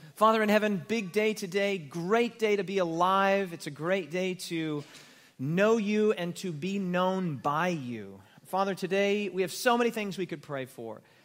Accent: United States; I'm an American

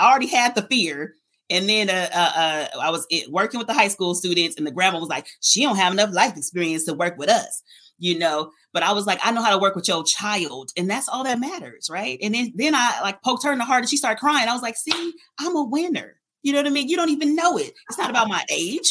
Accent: Oakland, California, United States; I come from East Oakland, right? I say deep East Oakland.

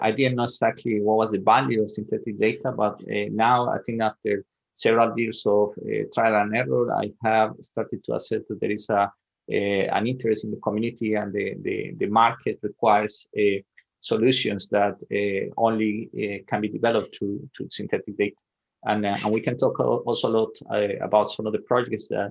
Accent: Medellin, Antioquia, Colombia; moved away as an adult; also born or lived in Sweden; I'm originally from Colombia, so I was born and raised in Medellin, Colombia

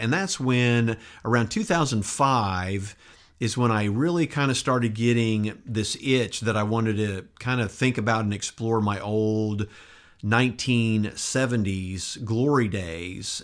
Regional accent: Enid, Oklahoma, United States; also born or lived in San Antonio, Texas / Turkey / Burns Flat, Oklahoma; I basically grew up in Enid throughout the entire seventies, from nineteen seventy to nineteen seventy-nine

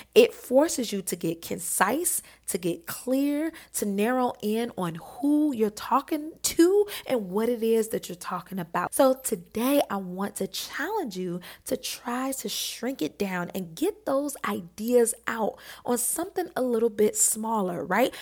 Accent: Detroit, Michigan, United States; I grew up in Detroit

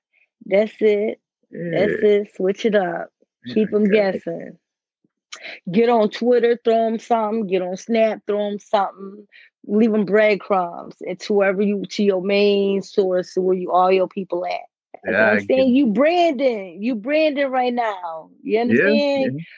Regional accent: Wildwood, Florida, United States; Right. Let y'all know I'm from Wildwood, Florida. That's where my people's from.

